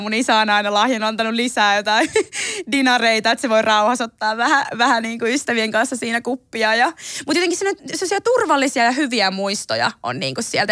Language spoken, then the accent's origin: Finnish; Ilmajoki, South Ostrobothnia, Finland; first language Finnish; also born or lived in Belgrade, Serbia; mähän on itse asunut Ilmajoella 12 000 asukkaan pikkukylässä Etelä-Pohjanmaalla